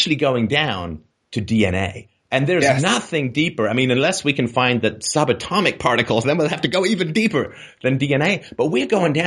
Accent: England, United Kingdom; I grew up in England and was in Protestant church

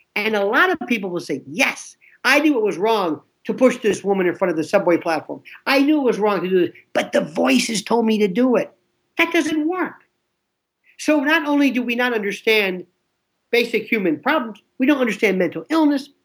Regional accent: Florida, United States; I'm from Florida, not Florida, Florida

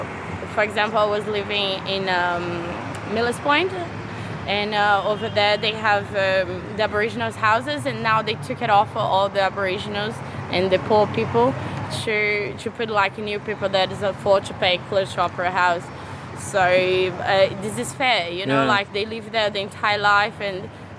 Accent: Brazil; now in Australia; Well, I come from Brazil, so compared to Brazil that it like has more black people, I would say that has white privilege for sure. I already had a few cases that, I'm a black girl

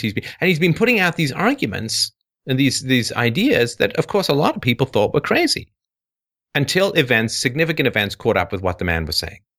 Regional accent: England, United Kingdom; moved away; I grew up in England

